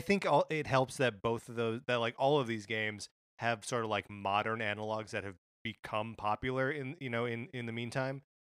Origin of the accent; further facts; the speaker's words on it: Kenosha, Wisconsin, United States; moved away; I'm growing up in Wisconsin